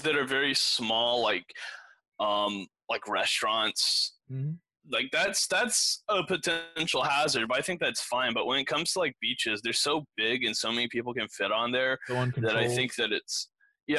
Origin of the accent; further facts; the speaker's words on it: Granbury, Texas, United States; I was born in Granbury